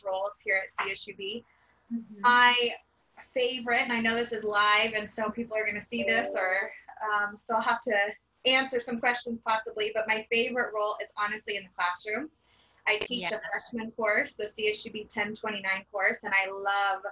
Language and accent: English; Bakersfield, California, United States; I grew up in Bakersfield. I grew up on the east side of Bakersfield.